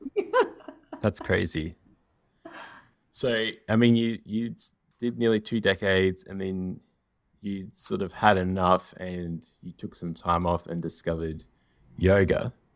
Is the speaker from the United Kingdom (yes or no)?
no; Australia; growing up in Australia where we had like so much American television